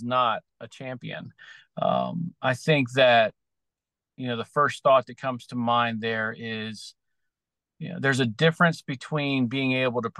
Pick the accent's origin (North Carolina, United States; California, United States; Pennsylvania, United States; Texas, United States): North Carolina, United States; Outer Banks, Eastern; I'm originally from Eastern North Carolina, out on the Outer Banks area